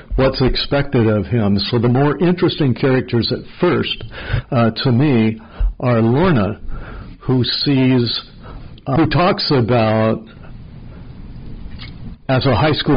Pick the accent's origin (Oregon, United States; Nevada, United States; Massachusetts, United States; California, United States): Oregon, United States; Estacada; also born or lived in St. Helens, Oregon; It's very much based on Estacada, Oregon. That's where I grew up. I was born in St. Helens, but the family moved to Estacada when I was five.